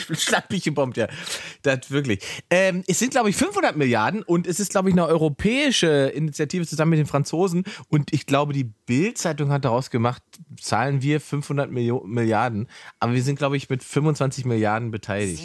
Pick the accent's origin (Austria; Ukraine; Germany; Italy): Germany; Saxony-Anhalt; moved away; ich komme ursprünglich aus Sachsen-Anhalt, äh, da im Osten